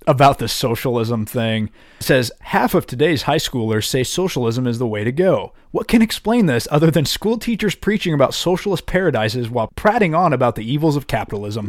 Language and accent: English; United States